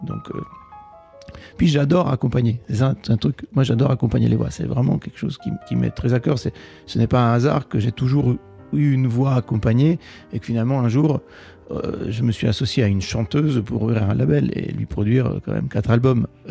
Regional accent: Italy; first language Italian; French is a second language; moved away as an adult; now in Paris, France; Et l'italien, bien sûr, qui est ma langue maternelle.

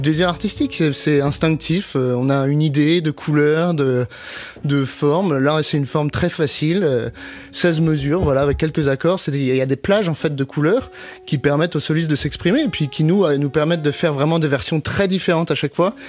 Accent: Paris, Île-de-France, France; moved away as an adult; also born or lived in Boston, United States; now in New York, United States; j'ai grandi à Paris

